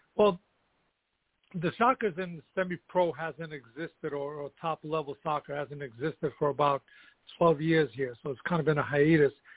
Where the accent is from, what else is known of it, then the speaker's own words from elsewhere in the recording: New York City, New York, United States; also born or lived in Kosovo; now in Colonie, United States; I was born in Kosovo, which is you know the southern part of Yugoslavia, what used to be Yugoslavia, now it's Kosovo. Um, and I came to the United States when I was ten. So I grew up in the Bronx